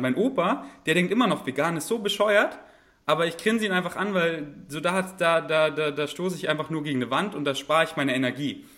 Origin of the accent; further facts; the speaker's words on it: Bavaria, Germany; moved away; ich komme ja aus, aus Bayern